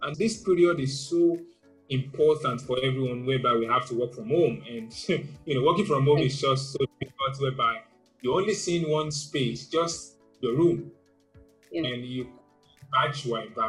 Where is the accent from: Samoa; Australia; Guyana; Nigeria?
Nigeria; While growing up in Nigeria, I had a very bad experience in school